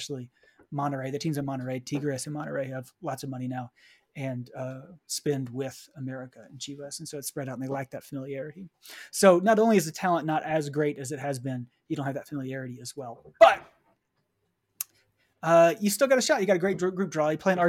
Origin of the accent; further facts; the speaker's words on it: United States; as an American, as a U.S. fan